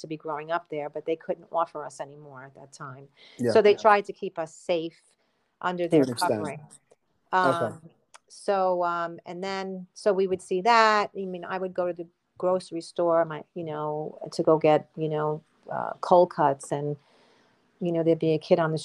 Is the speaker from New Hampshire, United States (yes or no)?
no; Mount Vernon, New York, United States; also born or lived in Connecticut; now in Stormville, United States; I am originally from Mount Vernon, New York. I grew up there in the 70s and 80s, and I stayed there until I was 24 years old